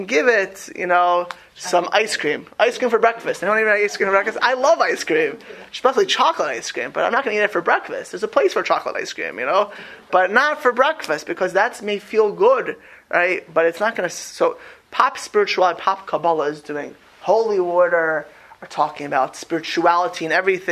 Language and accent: English; Miami Beach, Florida, United States; I grew up in Miami Beach in a very Jewish but very mixed community